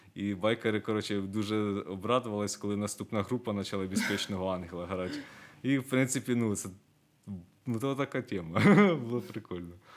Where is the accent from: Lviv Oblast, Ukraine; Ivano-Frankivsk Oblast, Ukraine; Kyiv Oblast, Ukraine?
Kyiv Oblast, Ukraine; Myronivka; Я сам родом з Миронівки, це Київська область, там 100 кілометрів